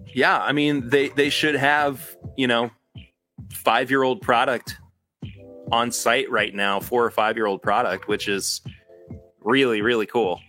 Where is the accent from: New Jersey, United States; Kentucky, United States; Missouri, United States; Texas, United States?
Kentucky, United States; I was born in Kentucky